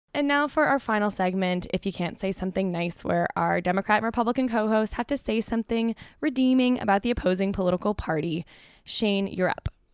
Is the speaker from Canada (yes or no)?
yes; Canada; as a Canadian